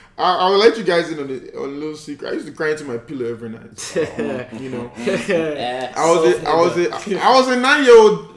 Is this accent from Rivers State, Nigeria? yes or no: yes; Port Harcourt, Rivers State, Nigeria; I grew up in Port Harcourt, born and raised in Port Harcourt.